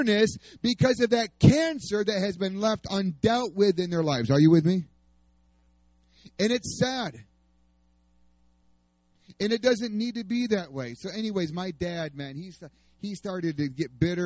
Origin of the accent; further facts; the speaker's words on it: New York, United States; moved away as an adult; also born or lived in Oklahoma; I'm from New York